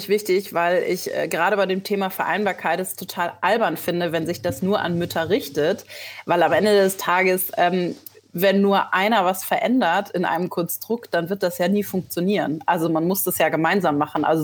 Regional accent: Schleswig-Holstein, Germany; born there; also born or lived in Berlin; now in Hamburg, Germany; Ich bin auch ein gebürtiges Nordlicht. Ich komme aus Schleswig-Holstein, habe aber die letzten zehn Jahre in Berlin gelebt

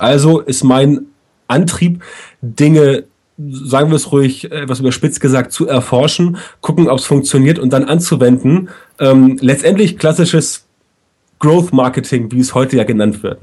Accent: Germany; bei uns in Deutschland

